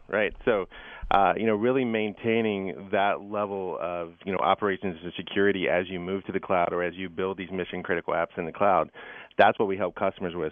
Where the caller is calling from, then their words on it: Redwood City, California, United States; I'm calling in from Redwood City, California